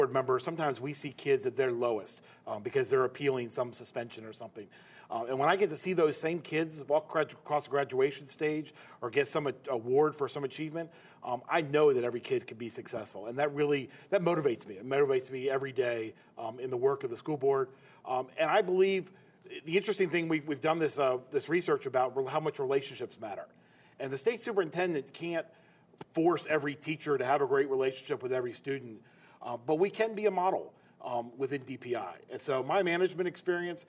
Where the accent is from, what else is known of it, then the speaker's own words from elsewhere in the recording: Chapel Hill, North Carolina, United States; I grew up in Chapel Hill in North Carolina